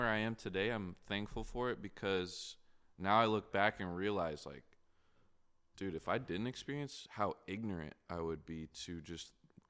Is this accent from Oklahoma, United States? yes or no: yes; Tulsa, Oklahoma, United States; also born or lived in Wichita; But like, yeah, coming out of Wichita, I grew up in Tulsa too. I've just moved around a lot when I was younger.